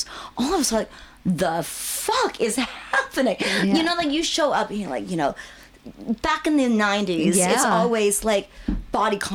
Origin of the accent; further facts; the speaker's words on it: Seattle, Washington, United States; also born or lived in Hong Kong; I came from Seattle, so we are very much the Puget Sound